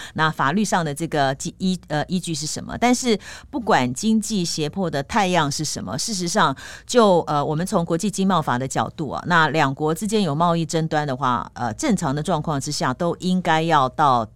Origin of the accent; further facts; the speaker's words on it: Taiwan; 所以一般我们台湾这边是认为说它这样的机会不高